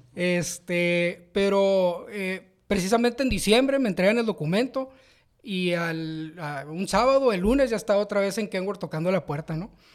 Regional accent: Mexicali, Baja California, Mexico; moved away as an adult; now in San Luis Potosí, Mexico; soy de Mexicali, 100% cachanilla

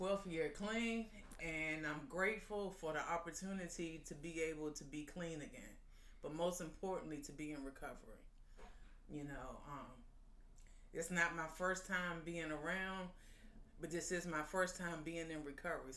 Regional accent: Arlington, Virginia, United States; I grew up right over there in South Arlington, right off of 24th Street in Green Valley, the Knock community

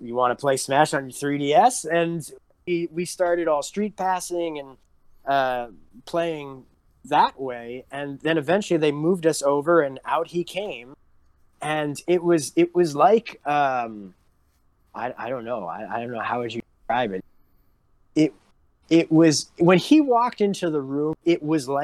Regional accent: New York, United States; moved away; I grew up in New York

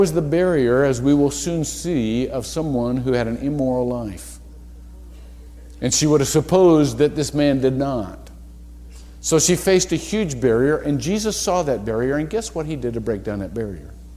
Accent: Shelby, Ohio, United States; moved away; I'm a little white boy from Shelby, Ohio. I come from the Midwest

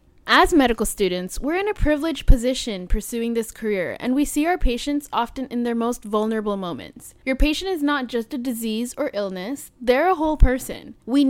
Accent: South Florida, United States; moved away as an adult; also born or lived in New York / Miami; now in Hattiesburg, United States; I was born and raised in South Florida. I went to college in New York, and I worked as an EMT in Miami before starting med school. Now, I'm here in Hattiesburg, Mississippi.

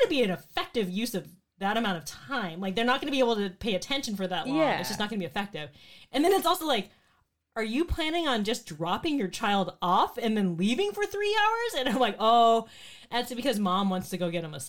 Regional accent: Arizona, United States; now in Bay Area, United States; growing up in Arizona

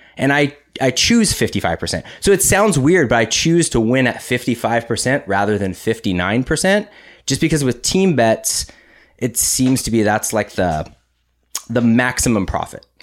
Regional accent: Huntington Beach, California, United States; We're from California. We're from Huntington Beach. It's Surf City, U S

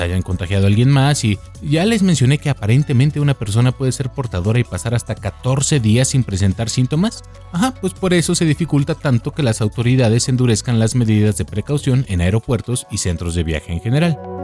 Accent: Mexico; como mexicano

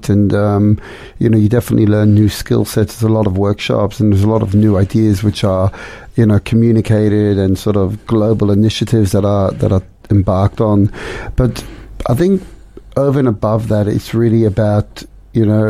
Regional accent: London, United Kingdom; also born or lived in Amsterdam, Netherlands; now in Melbourne, Australia; born in Amsterdam, but I grew up in London and had a wonderful, warm childhood

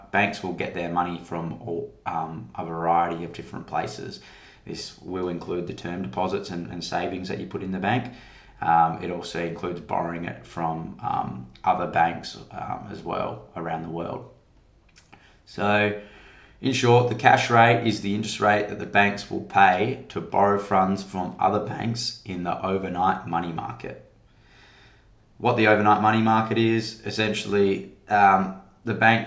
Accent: Western Australia, Australia; my home state of Western Australia

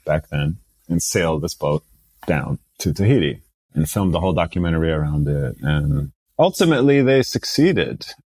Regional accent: United States; also born or lived in Saudi Arabia; to come to the US at the age of four, and start to grow up here

